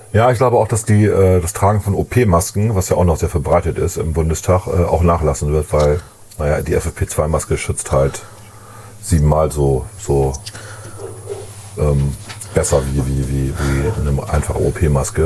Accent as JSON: {"language": "German", "country": "Germany"}